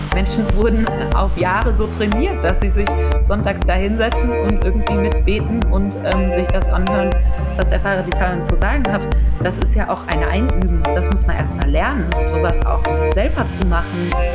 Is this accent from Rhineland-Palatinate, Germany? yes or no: yes; Mainz, Rhineland-Palatinate, Germany; moved away as an adult; also born or lived in Heidelberg; Ich bin ursprünglich aus Mainz, also und habe dann in Heidelberg studiert.